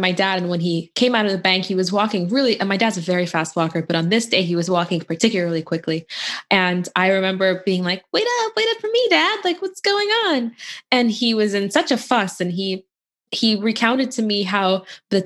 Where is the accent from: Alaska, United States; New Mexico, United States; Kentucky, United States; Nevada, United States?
Kentucky, United States; Louisville; I grew up in Louisville, Kentucky, which is a really nice town